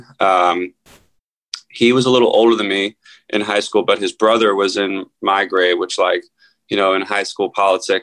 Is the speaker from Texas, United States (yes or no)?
no; Philadelphia, Pennsylvania, United States; moved away as an adult; also born or lived in Los Angeles; I grew up outside Philadelphia.